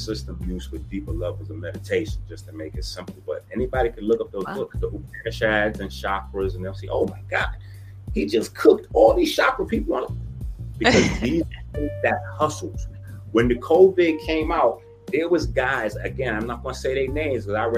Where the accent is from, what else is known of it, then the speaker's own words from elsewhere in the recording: New York City, New York, United States; I'm from the Bronx